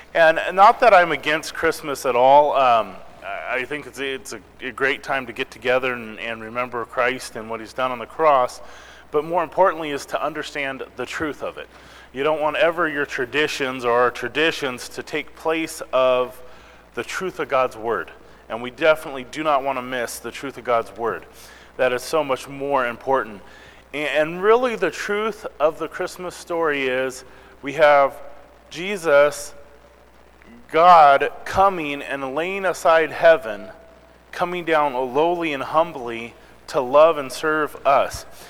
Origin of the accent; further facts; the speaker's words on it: Missouri, United States; moved away; I was born in Missouri